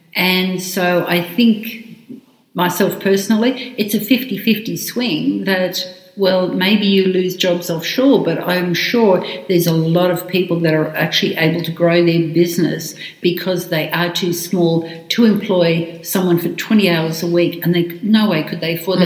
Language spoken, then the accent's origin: English; Australia; I am Australian.